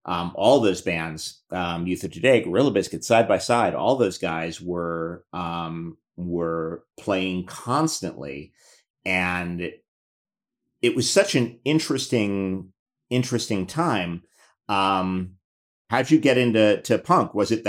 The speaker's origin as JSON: {"language": "English", "town": "New York City", "region": "New York", "country": "United States", "tie": "born or raised there", "said": "Well, I grew up in New York City and I'm 50."}